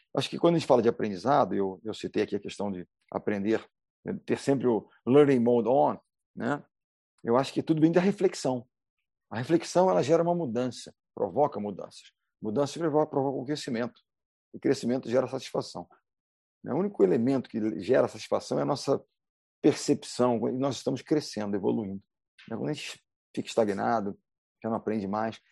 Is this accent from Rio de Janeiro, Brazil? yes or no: yes; Rio de Janeiro, Brazil; Segue aqui no Rio, eu sou do Rio de Janeiro. O Rio de Janeiro, carioca